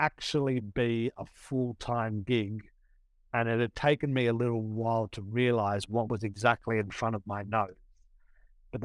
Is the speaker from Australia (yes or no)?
yes; Sydney, New South Wales, Australia; moved away as an adult; now in New York City, United States; I'm from Australia, from Sydney, Australia. In 2016, my wife and I moved to New York for her job.